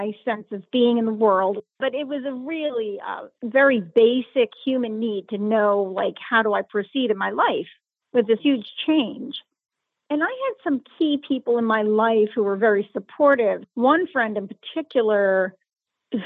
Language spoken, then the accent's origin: English; Pittsburgh, Pennsylvania, United States; I am from Pittsburgh, Pennsylvania